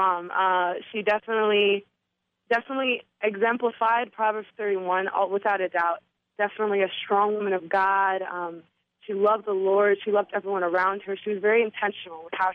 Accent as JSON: {"language": "English", "town": "New York City", "region": "New York", "country": "United States", "tie": "born or raised there", "said": "I'm from New York"}